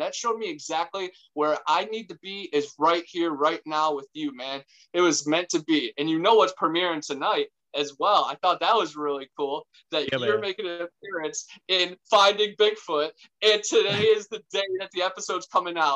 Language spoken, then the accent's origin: English; Ohio, United States; moved away as an adult; now in Florida, United States; growing up in Ohio, I was surrounded by Indian mounds and local lore